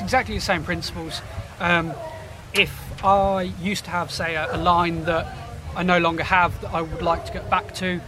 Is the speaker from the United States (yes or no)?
no; Portsmouth, South East England, United Kingdom; a Pompey boy, so I grew up in Portsmouth.